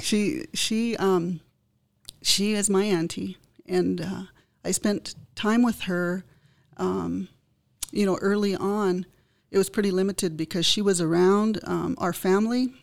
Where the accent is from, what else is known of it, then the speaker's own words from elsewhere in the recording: United States; as Indian people, we have to really, um, figure out how we're going to move forward and s, preserve our language